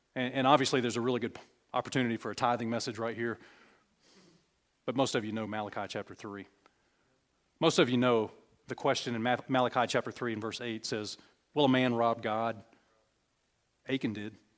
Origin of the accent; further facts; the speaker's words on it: Alabama, United States; we're all from Alabama. Well, some of us are from Alabama.